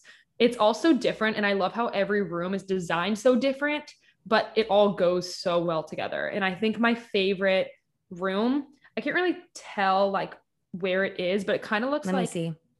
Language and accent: English; Kentucky, United States; And also I'm from Eastern Kentucky.